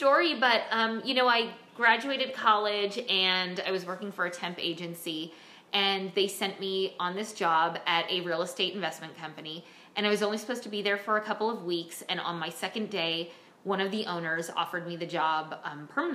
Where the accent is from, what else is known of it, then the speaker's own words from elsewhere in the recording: Bronxville, New York, United States; I was born in Bronxville, New York